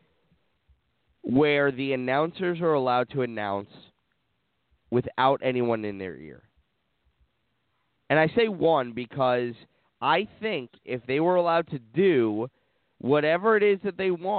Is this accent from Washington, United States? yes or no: no; New York, United States; I'm from New York